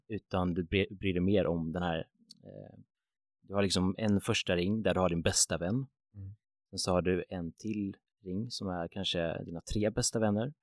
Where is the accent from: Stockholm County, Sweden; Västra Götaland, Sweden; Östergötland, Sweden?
Västra Götaland, Sweden; Grästorp; jag är född 1997 eh, i en liten håla som heter Grästorp